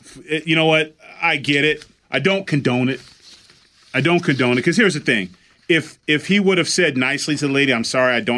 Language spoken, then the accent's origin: English; Pasadena, California, United States; My hometown